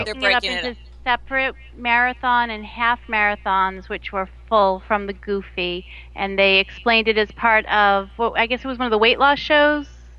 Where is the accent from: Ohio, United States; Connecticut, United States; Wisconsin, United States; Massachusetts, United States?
Massachusetts, United States; Melrose; now in Florida, United States; I grew up in Melrose